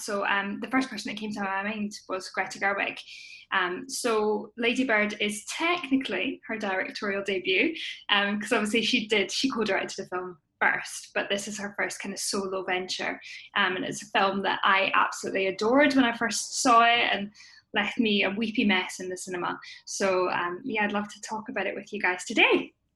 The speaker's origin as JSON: {"language": "English", "region": "Scotland", "country": "United Kingdom", "said": "I am a Scottish actor, writer, and producer"}